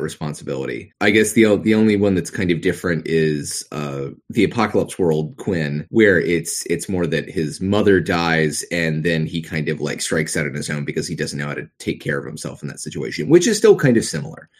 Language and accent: English; the South, United States; accent: Southern; growing up in the South, doing a Southern accent is very easy